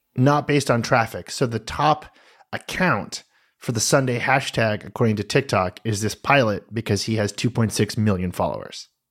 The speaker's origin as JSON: {"language": "English", "country": "United States", "said": "as an American"}